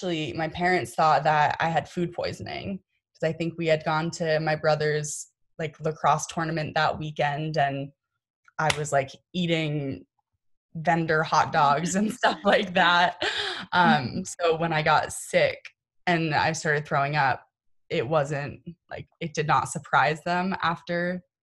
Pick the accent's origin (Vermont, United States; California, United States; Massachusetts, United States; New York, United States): Massachusetts, United States; born or raised there; also born or lived in Oklahoma